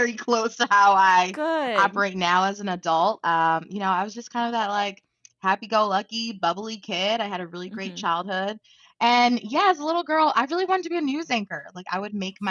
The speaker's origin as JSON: {"language": "English", "town": "Baltimore", "region": "Maryland", "country": "United States", "tie": "born or raised there", "moved": "yes", "said": "I grew up in Baltimore City"}